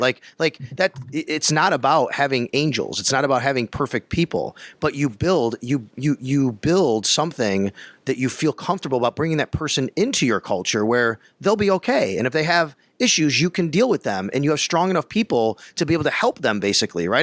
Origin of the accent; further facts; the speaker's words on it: Buffalo, New York, United States; moved away as an adult; also born or lived in Florida / Syracuse; I grew up in Buffalo